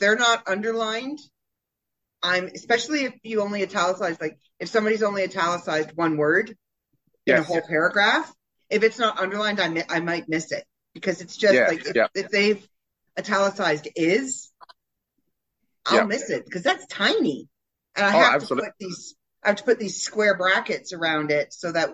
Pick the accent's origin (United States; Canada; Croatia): Canada; being Canadian